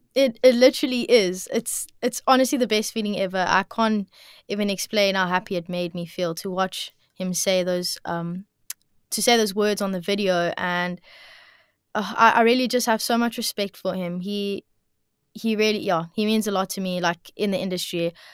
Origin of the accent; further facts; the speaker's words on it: Cape Town, Western Cape, South Africa; also born or lived in Bloubergstrand; I grew up, um, well, originally I grew up in Milnerton, Milnerton area, um, and now I'm living Bloberg side at the moment